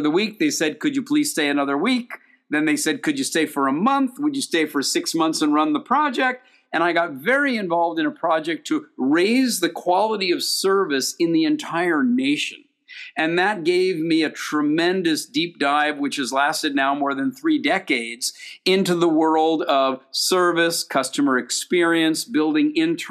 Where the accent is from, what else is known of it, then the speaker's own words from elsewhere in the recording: United States; also born or lived in Europe; I was born in the United States